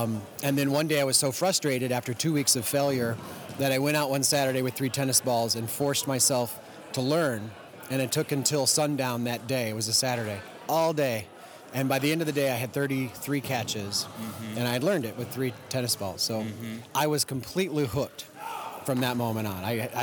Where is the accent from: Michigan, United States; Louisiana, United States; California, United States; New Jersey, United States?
Michigan, United States; Detroit; also born or lived in Ohio; now in Austin, United States; No, I've been all over, but Detroit, and I was an Ohio juggler mostly, and then moved to Texas in like 98.